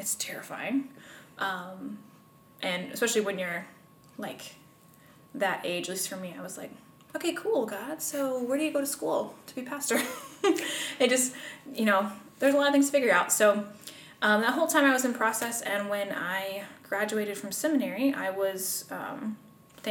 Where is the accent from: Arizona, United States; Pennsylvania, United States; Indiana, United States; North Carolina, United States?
Indiana, United States; Pendleton; also born or lived in Marion, Indiana; So, I am from Indiana. I've lived here all my life. Pendleton is my hometown